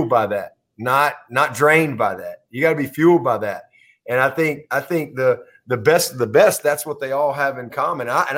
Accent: Alabama, United States; moved away as an adult; also born or lived in Tuscaloosa, Alabama; now in Clemson, United States; growing up in Alabama

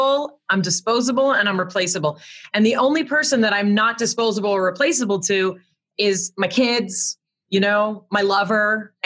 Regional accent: Connecticut, United States; I don't have a great story of like, here, I came from Connecticut. Like, no one was coming from Connecticut.

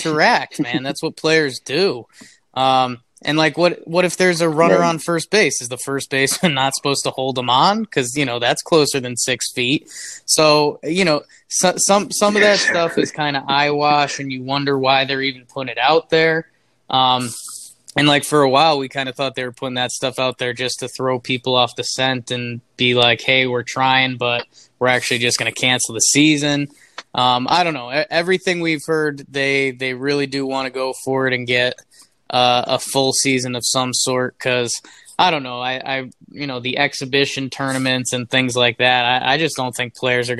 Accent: Connecticut, United States; I grew up in Connecticut

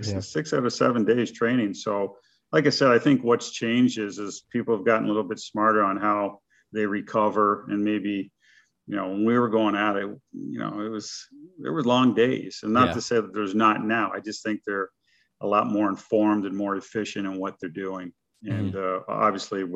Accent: Kingston, Ontario, Canada; moved away as an adult; now in Nashville, United States; we probably had about 10 NHL guys from my hometown in Kingston

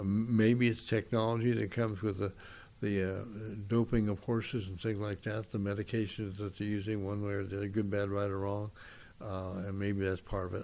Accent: San Gabriel, California, United States; I grew up in San Gabriel, just four or five miles from the Rose Bowl

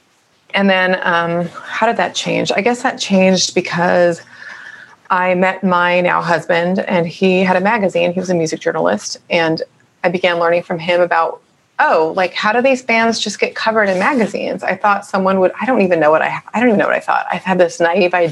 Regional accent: Orange County, California, United States; also born or lived in San Fernando Valley, California; I'm from Orange County

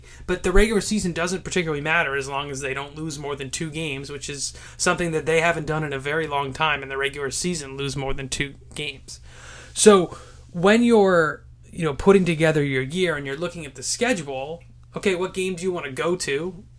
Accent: Boston, Massachusetts, United States; I'm from Boston

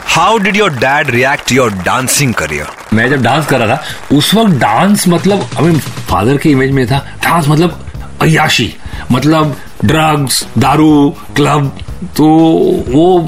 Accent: Mumbai, Maharashtra, India; मैं पैदा हुआ था एक जगह में कॉल्ड बैंड्रा

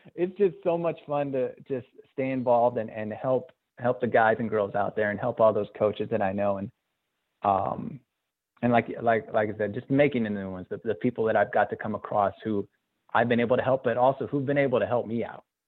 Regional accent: Azusa, California, United States; growing up in Azusa with my Azusa roots

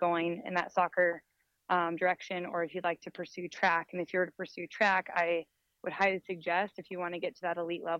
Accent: Scottsdale, Arizona, United States; I grew up here in Scottsdale, Arizona

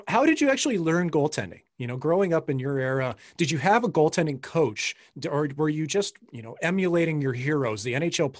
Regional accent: St. Louis, Missouri, United States; for someone like myself growing up in St. Louis, and my dad was an off-ice official. My grandpa was.

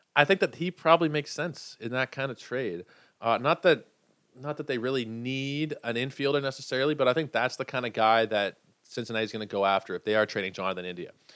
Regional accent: Canada; I am a Canadian.

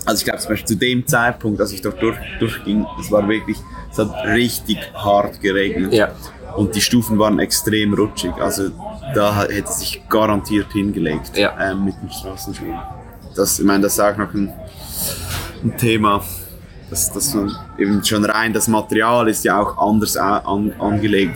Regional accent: Switzerland; das ist eine Stadt, fünf, fünf Minuten von meiner Heimatstadt

